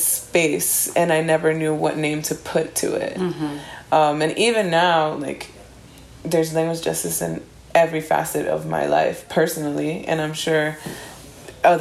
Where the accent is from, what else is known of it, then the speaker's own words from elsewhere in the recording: Miami, Florida, United States; growing up in Miami